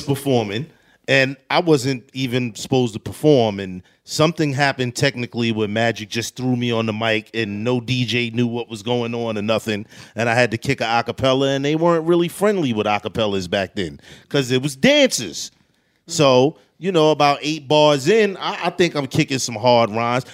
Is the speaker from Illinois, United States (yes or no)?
no; New York City, New York, United States; growing up in Queensbridge, the recenter was almost like a celebrity spot.